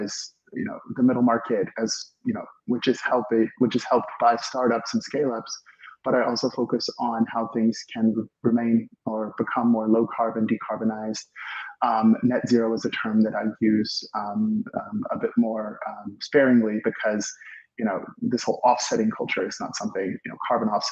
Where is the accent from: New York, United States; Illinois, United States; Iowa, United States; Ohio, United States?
Illinois, United States; Chicago; moved away as an adult; also born or lived in Germany / Switzerland / East Coast; now in Silicon Valley, United States; I'm originally from Chicago, actually. I'm from the Midwest, and I studied on the East Coast